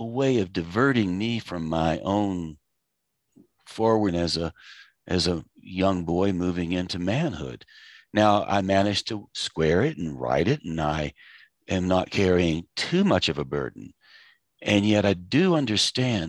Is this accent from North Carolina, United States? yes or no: yes; Asheville, North Carolina, United States; I grew up in Asheville. I grew up in the 50s.